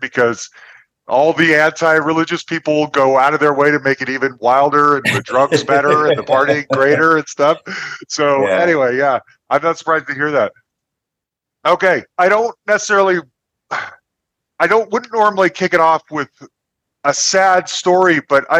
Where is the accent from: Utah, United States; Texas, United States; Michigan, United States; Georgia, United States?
Utah, United States; Salt Lake City; I grew up in Salt Lake City, Utah, and I went to college there